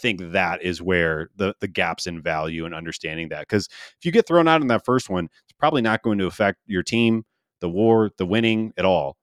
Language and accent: English; St. Louis, Missouri, United States; now in Denver, United States; I grew up in Saint Louis